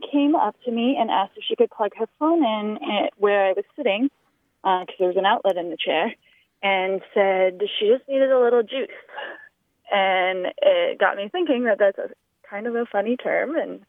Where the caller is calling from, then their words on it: Burlington, Vermont, United States; I'm calling from Burlington, Vermont today.